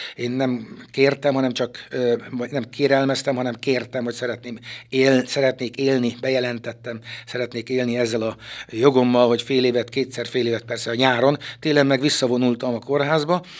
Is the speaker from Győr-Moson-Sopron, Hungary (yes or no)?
no; Szekszárd, Tolna, Hungary; also born or lived in Harkány; Ide helyezték édesapámat a templom tövében, a szexárdi parókián, Kálvin téren volt, nőttem fel, ifjúságomat itt töltöttem